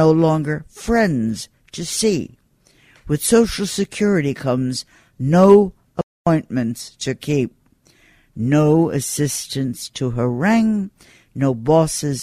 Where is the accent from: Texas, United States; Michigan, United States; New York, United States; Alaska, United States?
New York, United States; I'm a New Yorker. Born, bred, educated, schooled, work in New York